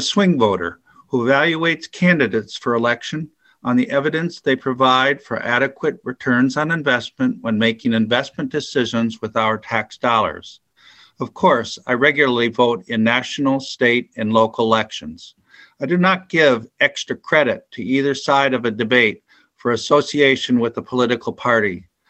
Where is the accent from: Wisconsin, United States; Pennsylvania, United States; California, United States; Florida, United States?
Wisconsin, United States; Helenville; I am from Helenville, Wisconsin, which is in Jefferson County.